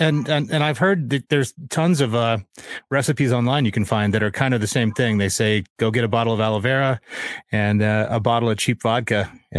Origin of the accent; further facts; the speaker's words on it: Atlanta, Georgia, United States; moved away; I grew up in Atlanta. I haven't lived there in years, but my mom's still there.